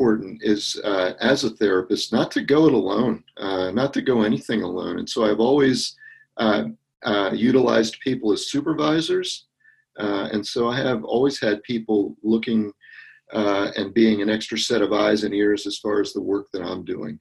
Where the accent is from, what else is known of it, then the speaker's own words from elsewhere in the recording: Camp Hill, Pennsylvania, United States; moved away; I'm originally from the Camp Hill area of Pennsylvania, so down in the south central part of the state